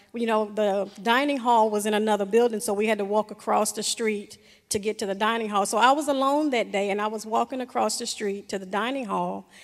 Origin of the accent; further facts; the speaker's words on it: the South, United States; growing up in the South